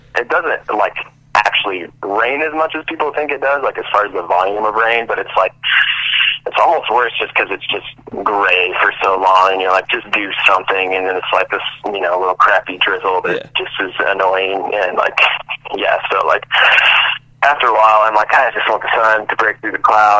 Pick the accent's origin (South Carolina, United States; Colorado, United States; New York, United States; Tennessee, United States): Colorado, United States; Loveland; also born or lived in Caldwell, Idaho; Yeah, I am. So we hopped around a bit. So I was born in Loveland, and we lived there until I was about four. Then we moved. Actually, lived in Idaho for a couple years.